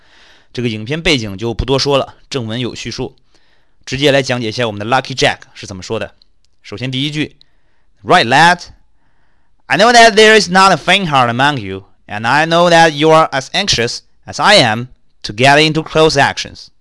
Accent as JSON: {"language": "Chinese", "country": "China", "said": "我们中国人说抓逃犯，不也老说收网收网吗？"}